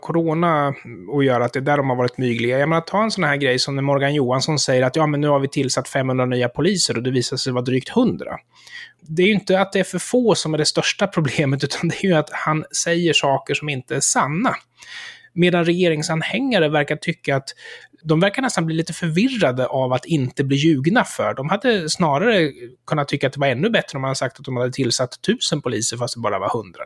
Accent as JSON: {"language": "Swedish", "country": "Sweden"}